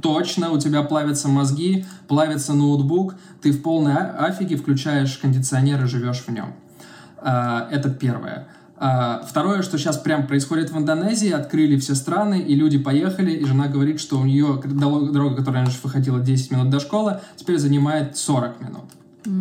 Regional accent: Russia; moved away as an adult; also born or lived in Serbia; now in Belgrade, Serbia; ну из России

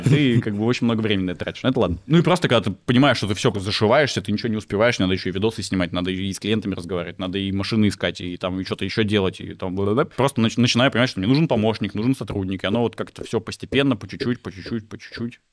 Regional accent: Veliky Novgorod, Novgorod Oblast, Russia; moved away as an adult; now in Moscow, Russia; Я из Великого Новгорода родом.

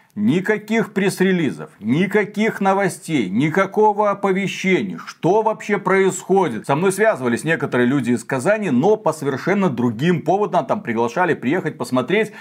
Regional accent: Belarus; мы из Беларуси

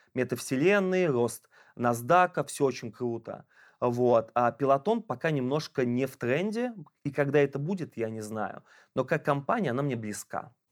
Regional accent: Ulyanovsk, Ulyanovsk Oblast, Russia; я из Ульяновска

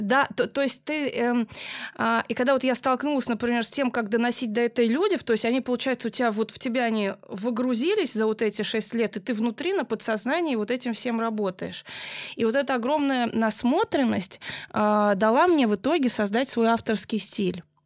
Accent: Moscow, Russia; я москвичка

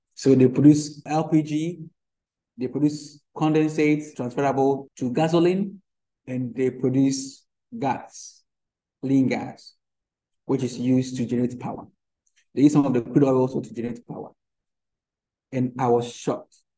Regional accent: Ghana; as a Ghanaian

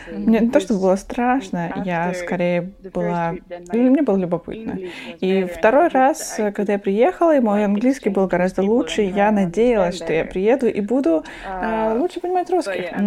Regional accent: London, United Kingdom; Russian is a second language; Я э, родился и вырос в Лондоне, на северо-востоке Лондона.

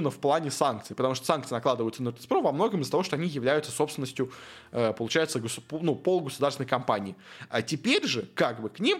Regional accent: Armenia; вообще мы бедные армяне, на нас сейчас нападают э, азербайджанцы, э, поддержите вообще бедный армянский клуб

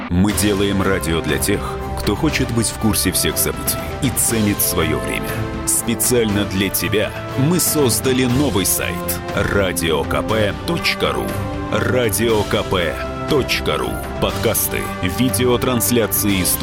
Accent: Volgograd, Volgograd Oblast, Russia; also born or lived in Saint Petersburg; В Санкт-Петербурге я родился, а в Волгограде я вырос, поэтому оба эти города для меня очень близки.

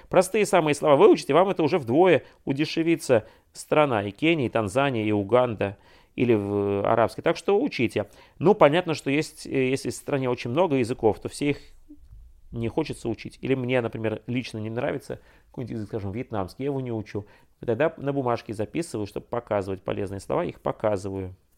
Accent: Russia; я, путешественник из России

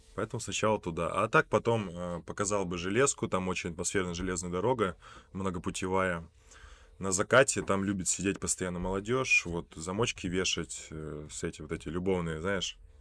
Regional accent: Polyarny, Murmansk Oblast, Russia; also born or lived in Rossosh; я родился в Россоши, значит, примерно мне было три месяца, мой отец, ввиду своей, опять же, работы, э, поехал на север, э, в Мурманскую область, город Полярный. И в этом городе, соответственно, я уже рос

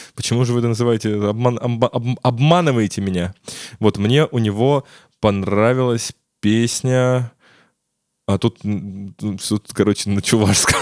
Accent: Ryazan, Ryazan Oblast, Russia; у нас в Рязани, откуда я родом

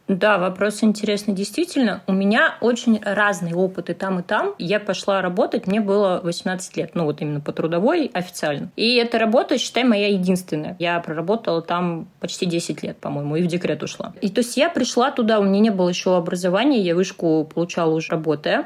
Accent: Moscow, Russia; also born or lived in Dnipro; я тоже родилась в Москве

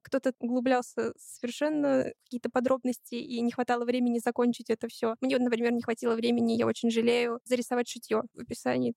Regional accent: Saint Petersburg, Russia; Я из Санкт-Петербурга

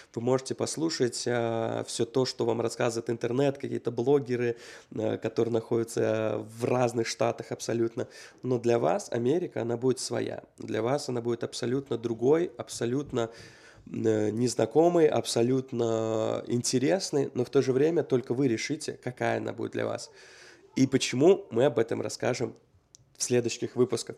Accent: Uzbekistan; moved away as an adult; also born or lived in Russia; now in United States; 18 лет, когда я из Узбекистана переехал в Россию.

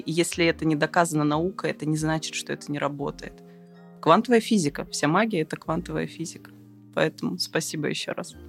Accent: Siberia, Russia; я человек из Сибири

